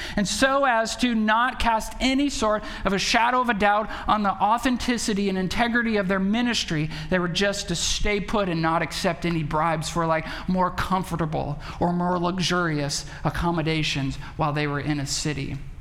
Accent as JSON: {"language": "English", "town": "Belmont", "region": "Wisconsin", "country": "United States", "tie": "born or raised there", "moved": "yes", "said": "we went back to, to Belmont"}